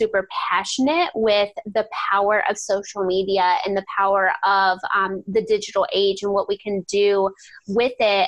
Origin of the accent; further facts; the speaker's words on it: Ohio, United States; I'm from Ohio, and I live about 10 minutes out of the town I grew up